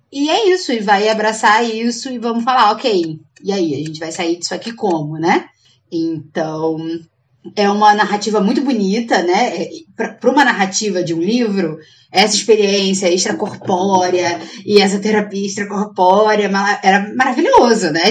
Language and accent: Portuguese; Brazil; A gente é brasileira mesmo.